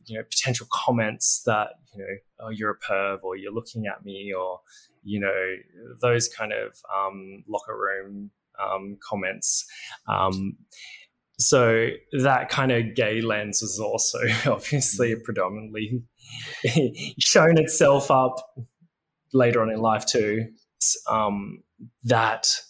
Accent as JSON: {"language": "English", "town": "Berry", "region": "New South Wales", "country": "Australia", "tie": "born or raised there", "also_born_or_lived": "Nowra", "moved": "yes", "said": "navigating life in a, you know, relatively country town on the south coast."}